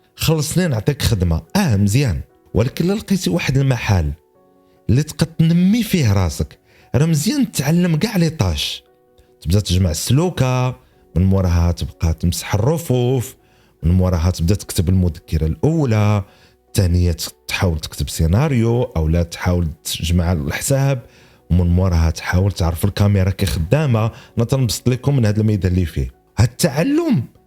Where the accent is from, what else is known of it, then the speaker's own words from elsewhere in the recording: Morocco; عندنا في المغرب